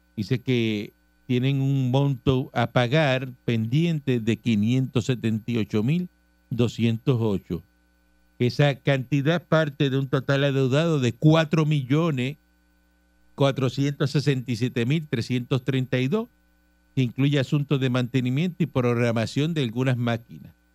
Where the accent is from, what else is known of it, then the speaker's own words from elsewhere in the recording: Cuba; moved away; yo soy cubano